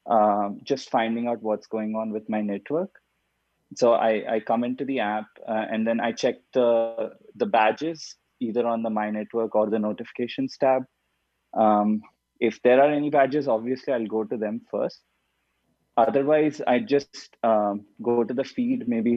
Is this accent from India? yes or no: yes; India; also born or lived in Mumbai, India; I'm originally from India